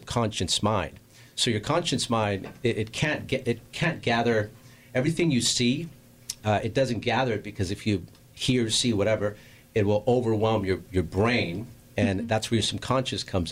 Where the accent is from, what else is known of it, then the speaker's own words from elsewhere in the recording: Los Angeles, California, United States; I grew up in Southeast LA, which is basically next to Watts and Compton